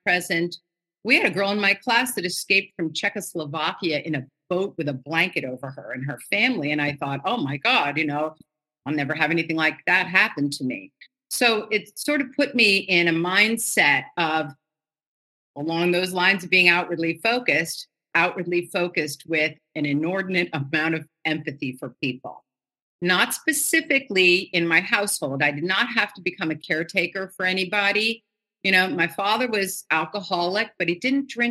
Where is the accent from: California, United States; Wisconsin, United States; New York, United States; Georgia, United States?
New York, United States; New York City; I grew up in Manhattan in New York City